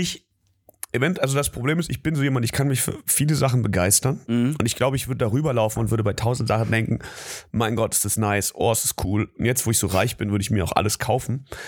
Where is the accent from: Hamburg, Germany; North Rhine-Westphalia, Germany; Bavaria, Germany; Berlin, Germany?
Berlin, Germany; Ich komme ja aus Berlin, aus Südberlin